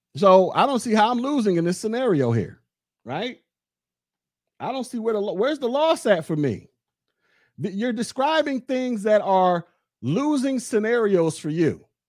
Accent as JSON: {"language": "English", "country": "United States", "said": "I'm American."}